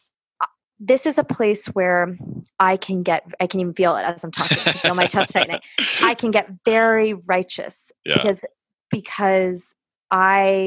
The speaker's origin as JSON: {"language": "English", "town": "Los Angeles", "region": "California", "country": "United States", "also_born_or_lived": "New York", "moved": "as an adult", "said": "I'm from Los Angeles. I went to graduate school in Los Angeles on the West Coast."}